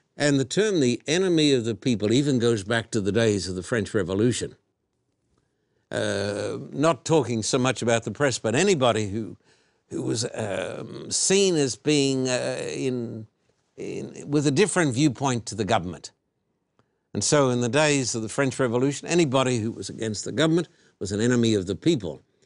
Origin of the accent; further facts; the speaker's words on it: Australia; moved away; when I was a boy growing up in Australia